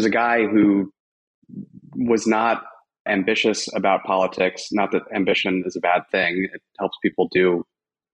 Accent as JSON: {"language": "English", "town": "Louisville", "region": "Kentucky", "country": "United States", "tie": "born or raised there", "also_born_or_lived": "Syracuse, New York / Los Angeles, California", "moved": "as an adult", "said": "I'm actually from Louisville, Kentucky, which is where I now live as well"}